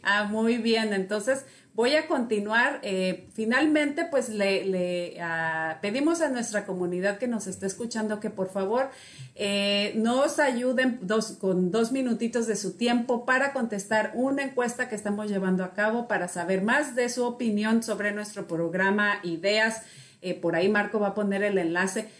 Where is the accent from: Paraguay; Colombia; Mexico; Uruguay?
Mexico; yo soy mexicana, soy pues latina